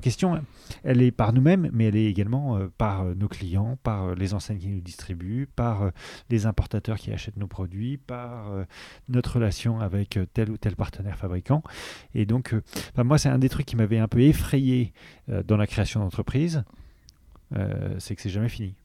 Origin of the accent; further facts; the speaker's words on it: Paris, Île-de-France, France; Augustin et moi, on a grandi à Paris